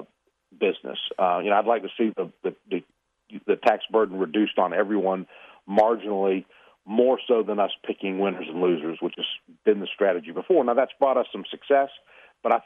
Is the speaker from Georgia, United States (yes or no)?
yes; Atlanta, Georgia, United States; I grew up here in Atlanta, went to public schools in DeKalb County, graduated from the University of Georgia